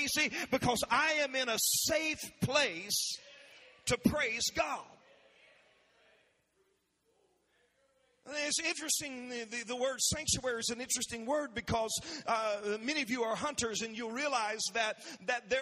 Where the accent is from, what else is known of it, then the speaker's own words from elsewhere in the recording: South Georgia, United States; growing up in South Georgia, down in the country on dirt roads